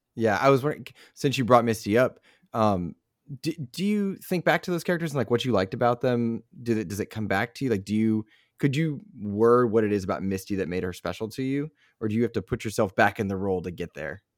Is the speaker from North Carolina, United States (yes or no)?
yes; Raleigh, North Carolina, United States; also born or lived in Hope Mills, North Carolina / Greenville, North Carolina; grew up in Raleigh